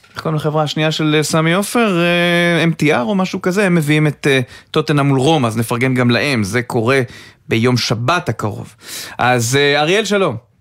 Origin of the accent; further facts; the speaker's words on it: Rishon LeZion, Central District, Israel; אני גדלתי עליו בראשון